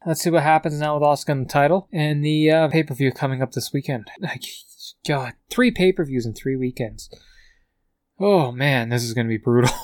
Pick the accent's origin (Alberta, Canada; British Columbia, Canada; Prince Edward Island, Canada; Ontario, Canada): Alberta, Canada; Calgary; from Calgary